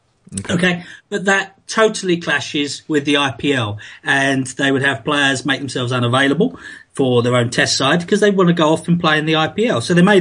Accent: England, United Kingdom; now in Islamabad, Pakistan; I tend to sort of pitch myself as the Englishman covering the West Indies from Islamabad.

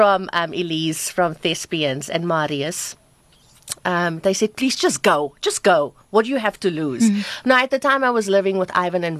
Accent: Cape Town, Western Cape, South Africa; moved away as an adult; also born or lived in Johannesburg; I am so honored to say that I come from Bontevil and the stock I come from and the people I grew up and the neighbors who helped rear me

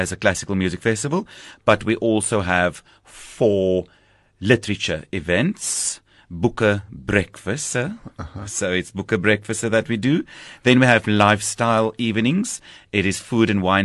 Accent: Heidelberg, Western Cape, South Africa; I was born and bred in Heidelberg in the Southern Cape. I went to school there

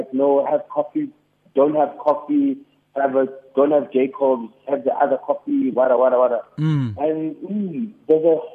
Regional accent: Durban, KwaZulu-Natal, South Africa; now in Johannesburg, South Africa; I grew up in Durban. I grew up in Durban.

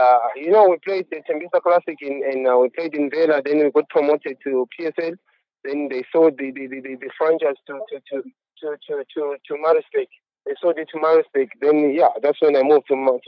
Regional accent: Zimbabwe; moved away; also born or lived in Harare, Zimbabwe; Then I went through academy from my hometown, which was in Ntare. Then I had to move to Harare

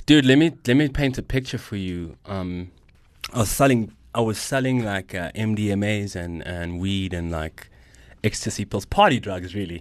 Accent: Johannesburg, Gauteng, South Africa; I'm a Joburg kid, oh one one forever

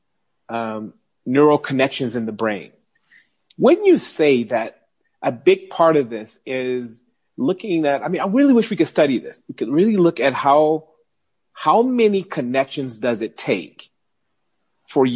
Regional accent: United States; moved away as an adult; now in South Africa; being an American living in South Africa

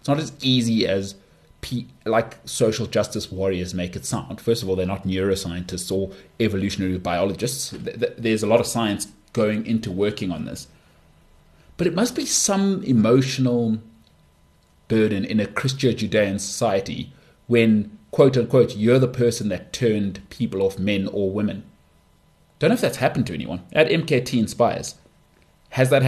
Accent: South Africa; as a South African

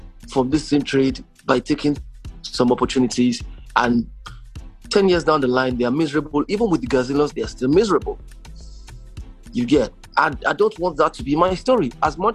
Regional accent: Nigeria; now in Toronto, Canada; Before I came back to Nigeria from Toronto

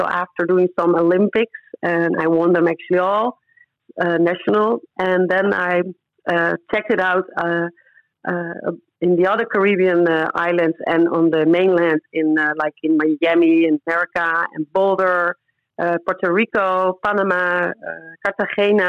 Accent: Netherlands; moved away as an adult; also born or lived in Curaçao; I ran in the top five in the Netherlands, in my home country, at the moment I moved

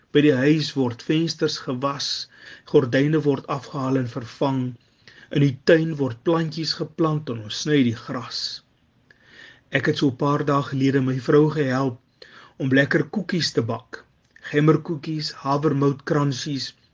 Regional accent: Upington, Northern Cape, South Africa; moved away as an adult; also born or lived in Eerste River, Cape Town; now in Cape Town, South Africa; Ek is oorspronklik van Appington. Ek het hier in Kaapstad kom studeer en het éventueel hier kom wortel skiet en my hier kom vestig

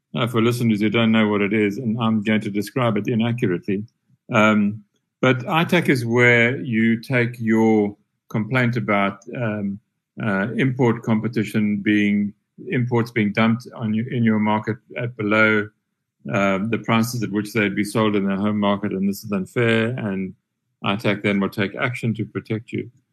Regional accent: Transkei, Eastern Cape, South Africa; growing up in the Transkei under uh, the during the apartheid years in the 60s and 70s

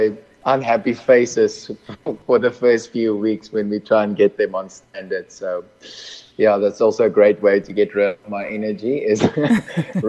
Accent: Mozambique; also born or lived in Malawi; now in near Cape Town, South Africa; I grew up in Mozambique, was born in Malawi, and currently residing in Midwest near Cape Town.

